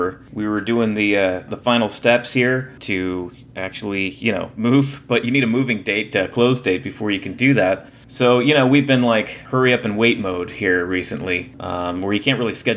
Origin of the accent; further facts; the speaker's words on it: New Jersey, United States; moved away as an adult; now in Louisville, United States; we were from the part of Jersey that the Garden State is named after